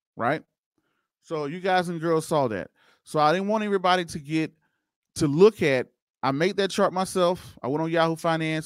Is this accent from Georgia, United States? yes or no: yes; Waynesboro, Georgia, United States; now in Denver, United States; that's my hometown, y'all, Waynesboro, Georgia. That's originally where I'm from